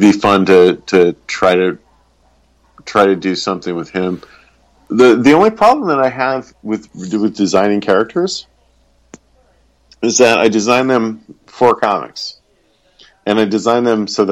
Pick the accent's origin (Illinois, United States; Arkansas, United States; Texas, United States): Arkansas, United States; Arkansas is where I am from